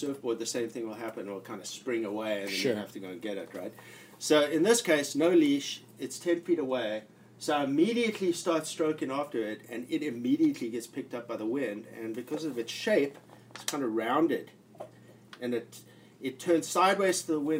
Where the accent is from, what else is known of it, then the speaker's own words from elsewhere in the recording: South Africa; Like, you know, I'm from South Africa and I was in the Navy and I did a lot of like ocean stuff